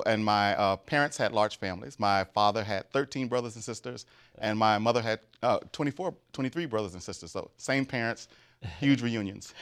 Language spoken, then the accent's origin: English; Grambling, Louisiana, United States; moved away; I'm from Grambling, Louisiana, which is the home of Grambling State University